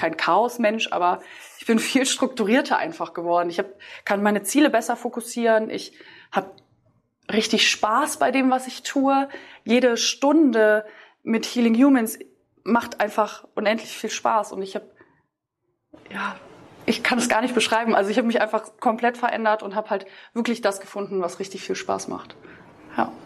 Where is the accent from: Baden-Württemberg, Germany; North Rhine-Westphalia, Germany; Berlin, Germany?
North Rhine-Westphalia, Germany; between Düsseldorf and Cologne; Ich komme aus NRW, aus, oder zwischen Düsseldorf und Köln